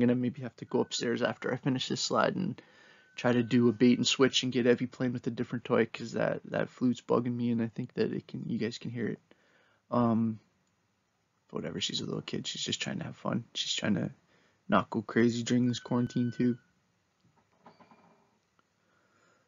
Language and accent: English; Kitchener, Ontario, Canada; Me and my buddies growing up in Kitchener weren't aware of how we were being shaped by Canadian culture